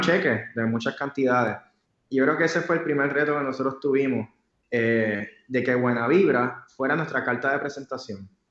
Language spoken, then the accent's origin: Spanish; Puerto Rico; como yo soy puertorriqueño, pues tenía que conocer mi cultura